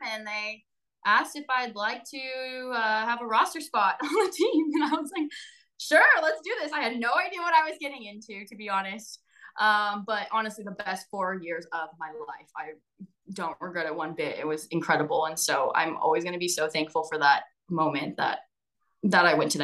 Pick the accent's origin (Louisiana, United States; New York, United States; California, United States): California, United States; outside the Bay Area; moved away as an adult; now in Indiana, United States; I'm born and raised in California, right outside of the Bay Area